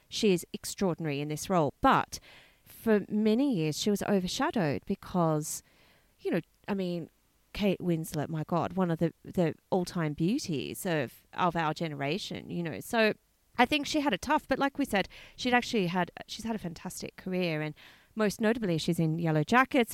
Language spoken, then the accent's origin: English; Australia; I'm from Australia